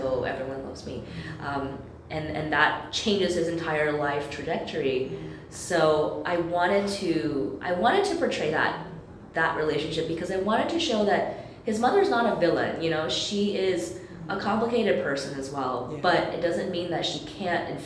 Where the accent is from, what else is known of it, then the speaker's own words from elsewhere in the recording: United States; I am American, and that's where I grew up